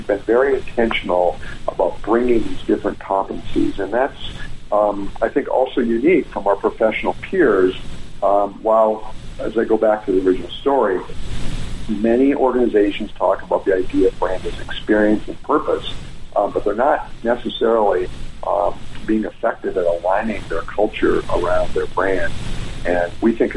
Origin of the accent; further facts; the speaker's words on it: Wisconsin, United States; moved away as an adult; also born or lived in Los Angeles; now in Atlanta, United States; I grew up in the Midwest of Wisconsin